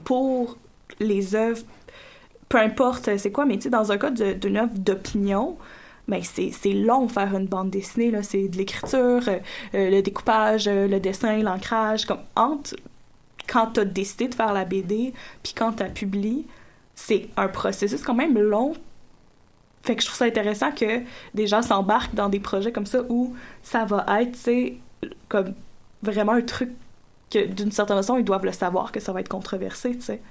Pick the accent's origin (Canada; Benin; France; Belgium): Canada; Gatineau, Quebec; moved away; moi, je, je viens de Gatineau, secteur Gatineau